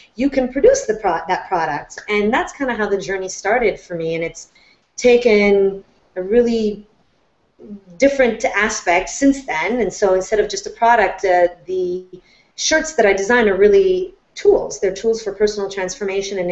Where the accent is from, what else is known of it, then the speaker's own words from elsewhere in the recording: Florence, Tuscany, Italy; moved away; I was born and raised in Florence, Italy